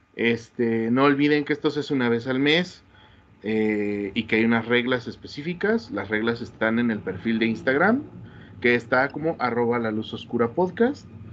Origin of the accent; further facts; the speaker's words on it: Querétaro, Mexico; como queretano que soy